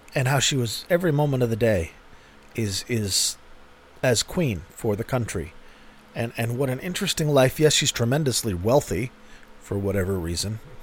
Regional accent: United States; I'm an American.

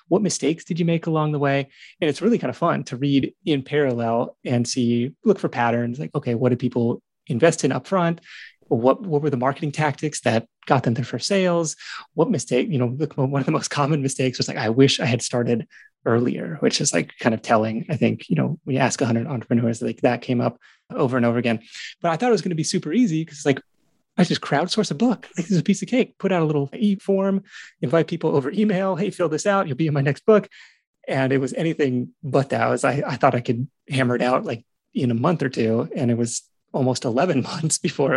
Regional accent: Pacific Northwest, United States; moved away as an adult; now in California, United States; Great Pacific Northwest, where my wife and I both grew up

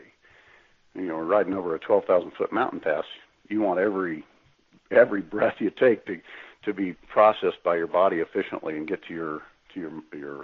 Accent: Kansas, United States; I'm from Kansas

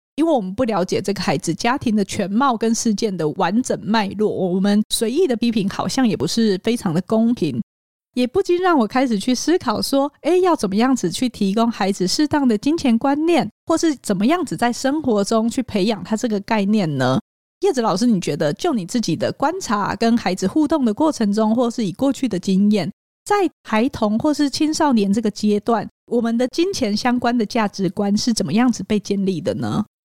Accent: Hualien County, Taiwan; 我在花莲长大，我觉得我们那个时候的孩子很多是跟着父母工作的

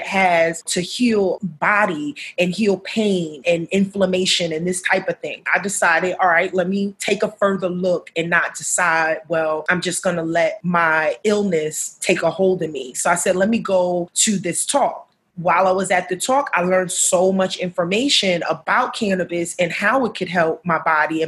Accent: New York City, New York, United States; moved away as an adult; now in Baltimore, United States; I am also a New Yorker. I hail from Harlem, which is the upper side, I like to call it, of Manhattan. That's where my roots were laid

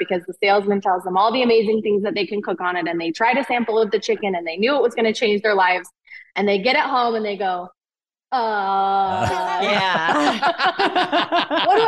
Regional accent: Utah, United States; both of us grew up with meals occasionally cooked on the grill, but we're from Utah

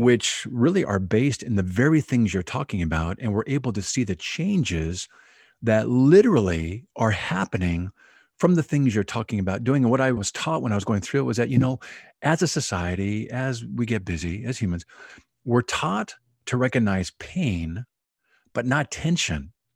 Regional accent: Oahu, Hawaii, United States; Oahu, Hawaii, which is my hometown

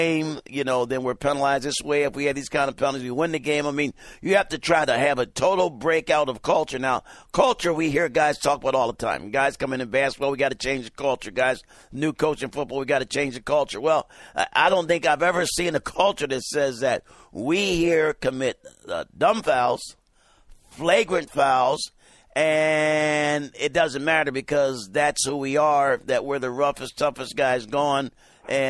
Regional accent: San Diego, California, United States; San Diego, that's my hometown

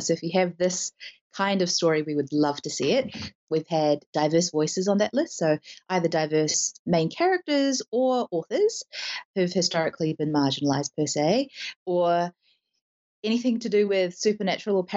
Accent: New Zealand; we talk a lot about being Kiwi

